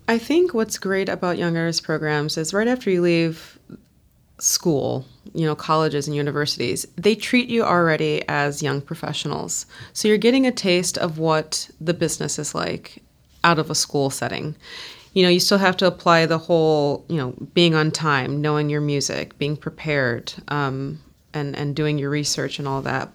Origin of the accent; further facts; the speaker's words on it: United States; I'm an American